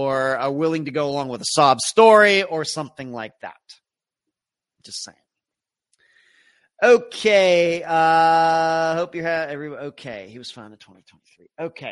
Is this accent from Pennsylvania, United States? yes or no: yes; Leechburg, Pennsylvania, United States; I grew up in Leechburg, Pennsylvania